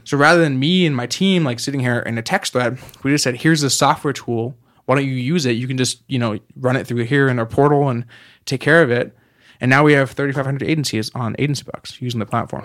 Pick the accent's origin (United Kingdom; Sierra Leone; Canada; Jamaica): Canada; moved away; I'm from Canada originally.